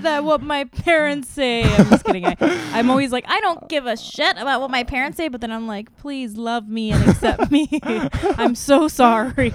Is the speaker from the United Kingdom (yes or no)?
no; South Korea; also born or lived in Saipan; now in United States; grew up mostly in Korea and on, on an island called Saipan